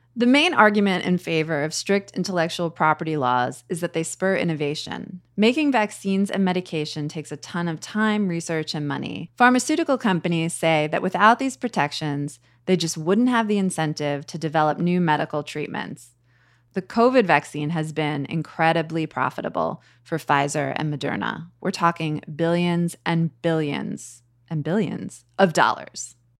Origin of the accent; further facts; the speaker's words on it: United States; as an American